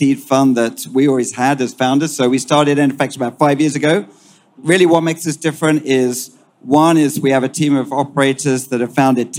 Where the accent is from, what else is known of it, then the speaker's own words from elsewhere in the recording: United Kingdom; accent: British; moved away; also born or lived in United States; You can detect my accent, British by origin. So I spent half my life in Europe and half my life in the US.